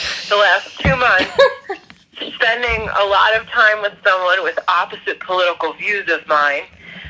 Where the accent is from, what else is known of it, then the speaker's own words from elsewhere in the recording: New Jersey, United States; I'm not a Midwesterner, but I hear you. My husband's family is from the Midwest, and they're the nicest people I've ever met, versus me, brash New Jersey person.